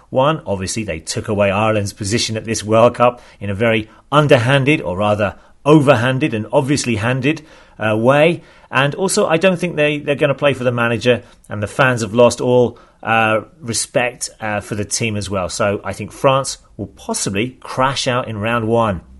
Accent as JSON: {"language": "English", "region": "Kanagawa", "country": "Japan", "second_language": "English", "said": "I'm from Kanagawa in Japan."}